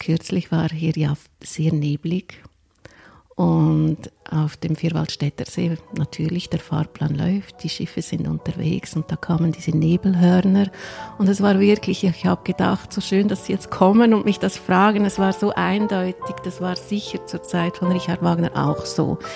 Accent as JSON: {"language": "German", "region": "Lucerne", "country": "Switzerland", "tie": "born or raised there", "said": "Ich bin in Luzern geboren und habe jetzt das große Glück, eigentlich am schönsten Platz in Luzern arbeiten zu dürfen."}